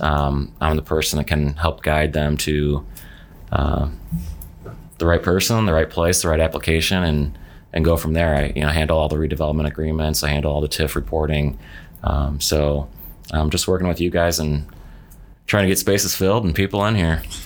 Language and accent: English; Palatine, Illinois, United States; moved away as an adult; also born or lived in Fairmont, West Virginia / Park Ridge, Illinois; now in Bloomington, United States; I grew up in Palatine, Illinois, which is a northwest suburb of Chicago